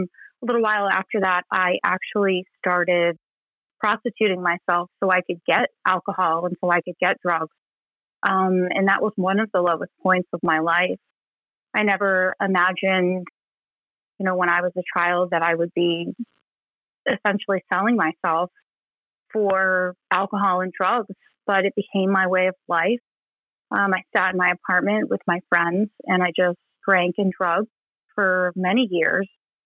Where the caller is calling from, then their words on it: Gulf Coast of Florida, United States; I'm calling in from the Gulf Coast of Florida.